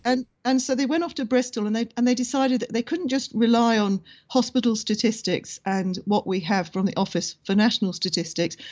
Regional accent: Ireland; being Irish

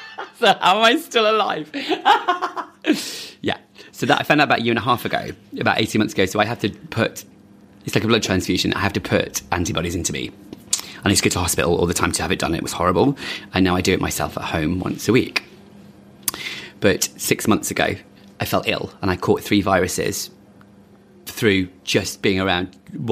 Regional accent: London, United Kingdom; born there; also born or lived in Manchester / Midlands; London, born here in London, moved to Manchester. And then we've lived in the Midlands a bit and just moved around a lot. And I came back to London 14 years ago

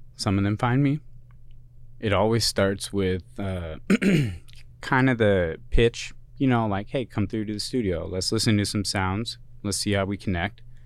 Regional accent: Kent, Washington, United States; moved away as an adult; also born or lived in Boston, Massachusetts / Colorado / California; I am originally from the P N

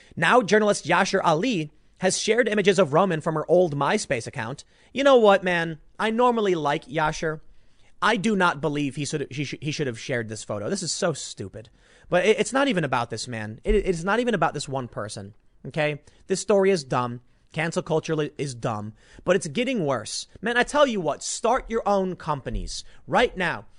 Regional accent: Chicago, Illinois, United States; moved away; Chicago, my hometown

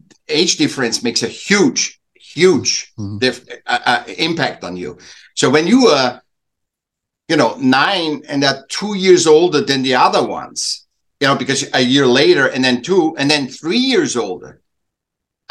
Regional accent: Vienna, Austria; I was born in Vienna, Austria, and I was a sick child. So my parents helped me back a year, and then I went in in a class

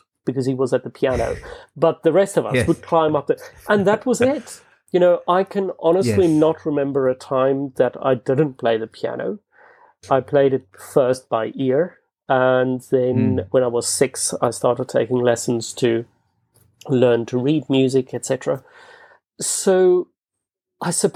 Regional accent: Bloemfontein, Free State, South Africa; English is a second language; moved away as an adult; also born or lived in Scotland / United States; now in London, United Kingdom; Bloemfontein, which is the city that I grew up in South Africa

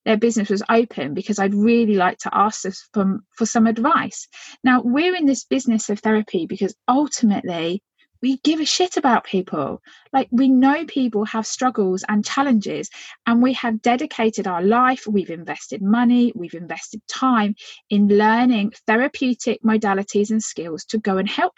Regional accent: Phoenix, Arizona, United States

